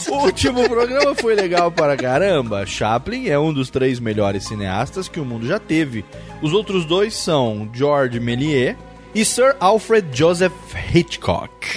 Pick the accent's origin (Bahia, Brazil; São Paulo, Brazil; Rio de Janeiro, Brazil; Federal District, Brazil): Federal District, Brazil; Brasília; sou de Brasília